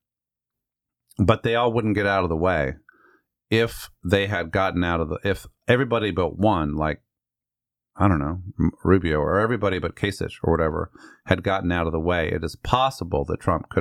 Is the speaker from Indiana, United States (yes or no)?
no; Northern Virginia, United States; I grew up in Northern Virginia